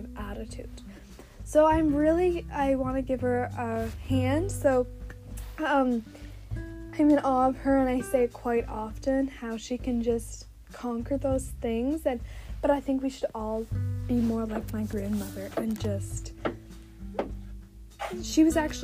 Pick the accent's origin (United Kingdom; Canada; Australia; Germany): Canada; I'm Canadian from the backwoods